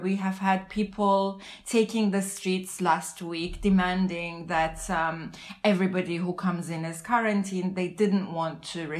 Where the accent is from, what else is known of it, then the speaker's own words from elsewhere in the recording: Lisbon, Portugal; from Lisbon.